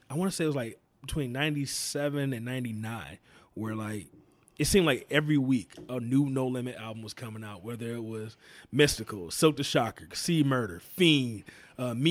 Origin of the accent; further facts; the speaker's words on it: the South, United States; that's just how it was, you know, growing up in the South.